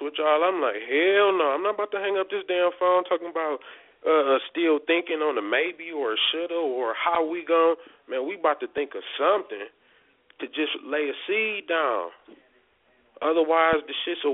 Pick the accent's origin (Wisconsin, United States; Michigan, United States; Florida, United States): Michigan, United States; Detroit; moved away as an adult; now in Colorado, United States; I grew up in Detroit